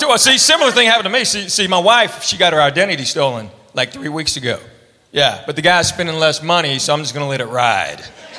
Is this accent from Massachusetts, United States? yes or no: no; Knoxville, Tennessee, United States; I'm a full-blooded Korean. I was born and raised in Knoxville, Tennessee. So I'm South Korean.